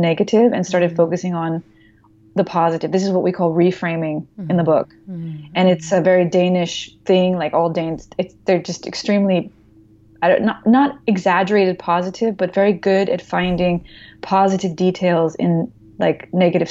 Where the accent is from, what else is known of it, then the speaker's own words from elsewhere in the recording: United States; I'm American